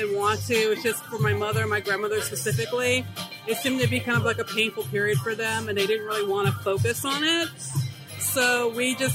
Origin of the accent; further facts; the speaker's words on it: the South, United States; moved away; I'm from the South. I was born in the South.